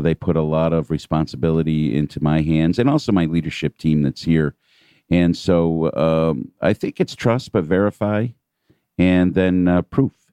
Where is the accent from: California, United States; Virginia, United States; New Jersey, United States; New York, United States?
New York, United States; New York City; moved away as an adult; now in Atlanta, United States; being a New Yorker, we tend to think, uh, us New Yorkers